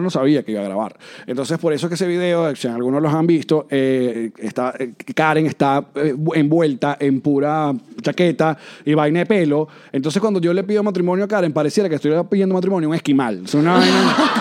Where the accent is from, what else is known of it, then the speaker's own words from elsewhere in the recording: Venezuela; moved away; los venezolanos también andamos